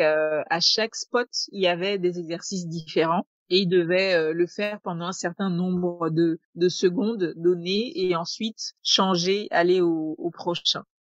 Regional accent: Togo; chez nous au Togo

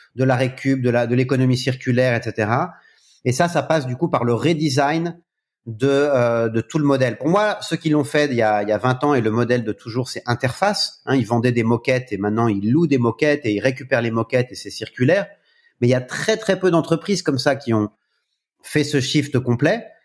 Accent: France; en tant que Français

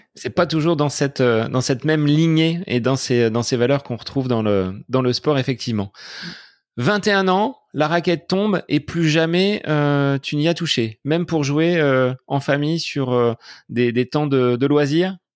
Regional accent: Bonneval, Centre-Val de Loire, France; du côté de Bonneval dans mon village natal

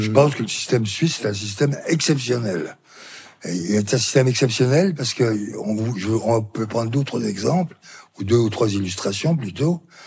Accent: Belley, Auvergne-Rhône-Alpes, France; Ma ville natale, c'est Belay

